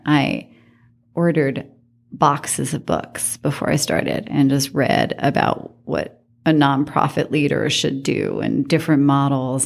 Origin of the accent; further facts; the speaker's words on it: New York City, New York, United States; moved away as an adult; also born or lived in Washington, D.C. / Reno, Nevada; now in Las Vegas, United States; I grew up in New York City, and I did not have a lot of money in New York City